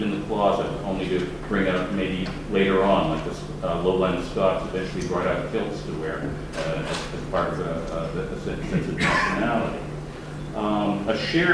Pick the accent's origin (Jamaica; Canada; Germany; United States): Canada; Toronto, Ontario; moved away; my hometown, Toronto